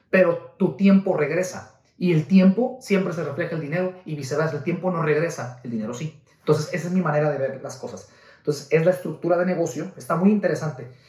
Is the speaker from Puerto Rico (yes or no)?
no; Guadalajara, Jalisco, Mexico; nosotros venimos de Guadalajara, Jalisco, México, eh, estuvimos al frente del negocio por 8 o 9 años aproximadamente, al frente del negocio familiar, una agencia de renta de autos.